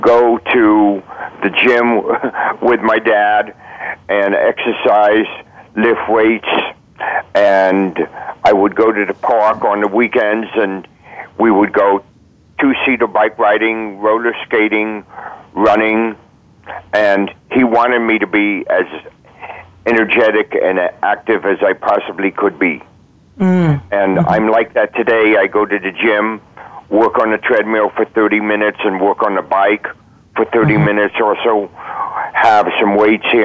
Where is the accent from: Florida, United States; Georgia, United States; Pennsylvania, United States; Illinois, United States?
Florida, United States; Miami; I was born here in Miami. Went to kindergarten school down here and went to elementary and went to a little bit of junior high